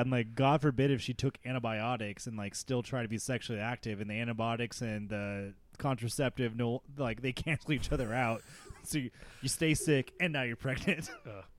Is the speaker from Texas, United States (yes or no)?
yes; Texas, United States; also born or lived in California; I was born in California, but I've lived in Texas since I was seven